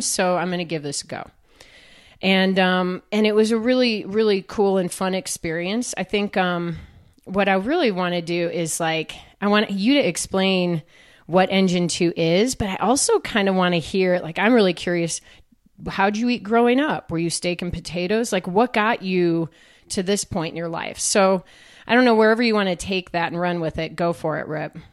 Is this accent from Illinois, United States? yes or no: yes; Chicago, Illinois, United States; I grew up swimming too in Chicagoland, another Midwest, yeah. you know, kid